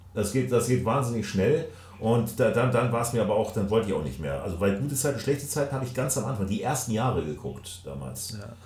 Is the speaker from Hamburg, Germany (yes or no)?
yes; Hamburg, Germany; als Hamburger